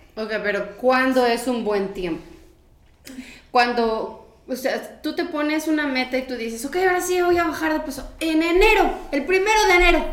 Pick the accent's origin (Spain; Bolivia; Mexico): Mexico